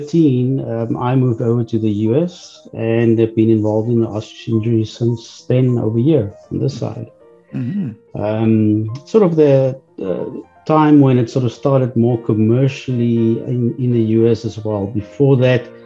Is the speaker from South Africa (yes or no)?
yes; South Africa; moved away as an adult; now in Texas, United States; I'm originally from South Africa